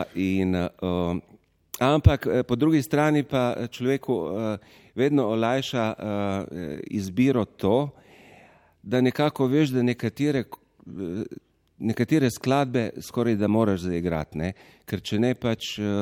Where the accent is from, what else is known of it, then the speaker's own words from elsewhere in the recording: Goriška, Slovenia; Samo trije prihajamo z Goriškega konca